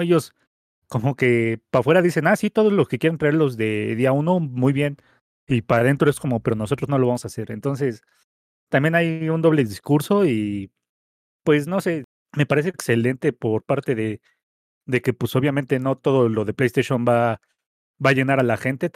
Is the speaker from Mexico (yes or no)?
yes; Mexico; aquí en México